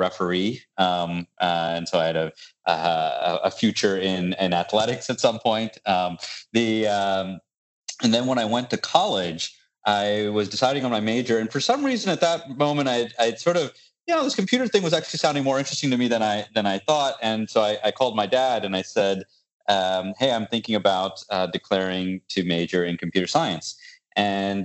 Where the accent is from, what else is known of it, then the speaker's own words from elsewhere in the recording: Virginia, United States; also born or lived in Buffalo, New York / Indiana; I grew up in university life, campus of University of Virginia, and then Purdue University up in Indiana. And we came back to, he got a position at NASA in this little town called Yorktown